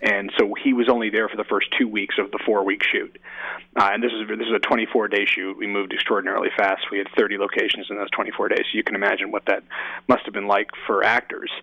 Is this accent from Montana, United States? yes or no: no; Oakland, California, United States; also born or lived in San Francisco / New York City; my hometown in San, you know, in Oakland and San Francisco